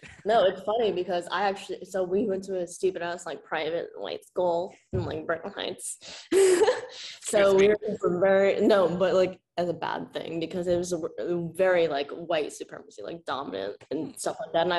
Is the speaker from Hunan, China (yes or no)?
yes; Hunan, China; You just said Hunan, right? Randomly? I am from Hunan.